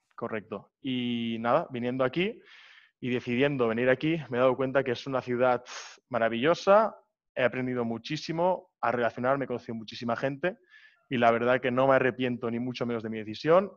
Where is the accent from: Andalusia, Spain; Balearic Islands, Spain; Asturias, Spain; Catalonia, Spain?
Catalonia, Spain; Barcelona; moved away as an adult; now in Prague, Czech Republic; yo tengo 21 años, soy de Barcelona